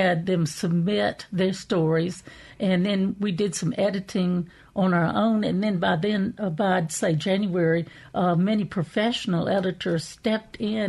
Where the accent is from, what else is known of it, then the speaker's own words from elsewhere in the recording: Jackson, Mississippi, United States; also born or lived in England; I was born in Jackson, Mississippi